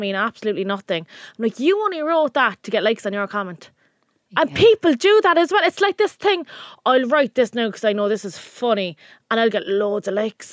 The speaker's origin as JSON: {"language": "English", "town": "Cork", "region": "Munster", "country": "Ireland", "said": "we're two Cork girls"}